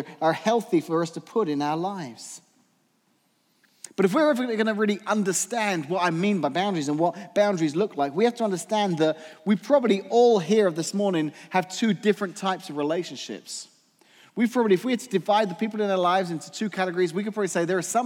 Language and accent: English; England, United Kingdom; moved away; growing up in England